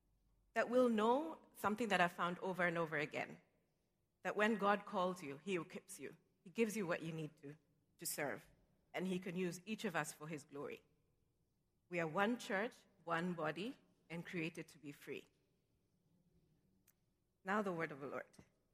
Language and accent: English; Nairobi, Kenya; moved away as an adult; now in New York City, United States; I was born in Nairobi, Kenya. And I moved to New York City 3 years ago because my job moved here, and I came with my mother and my daughter.